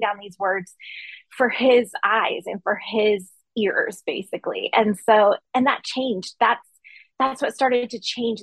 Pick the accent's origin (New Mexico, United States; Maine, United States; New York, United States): Maine, United States; now in Memphis, United States; So I grew up in Maine and I grew up in a really small town in a small community